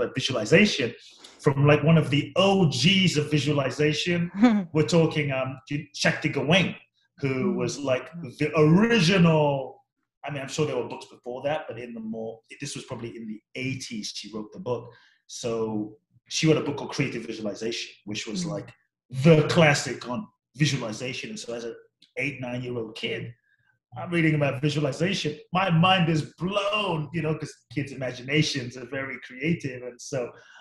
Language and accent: English; London, United Kingdom; also born or lived in Ghana; I grew up in London, so I grew up in all these different cultures.